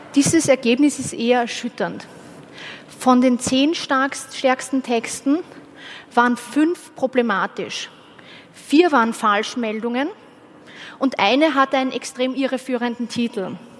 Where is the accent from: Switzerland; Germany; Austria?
Austria; ich war nicht die einzige Österreicherin dort